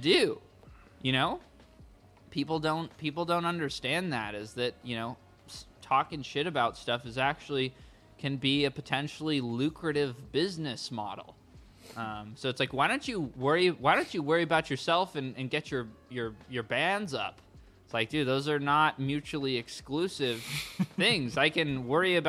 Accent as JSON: {"language": "English", "town": "Santa Ana", "region": "California", "country": "United States", "tie": "born or raised there", "said": "we grew up in Santa Ana"}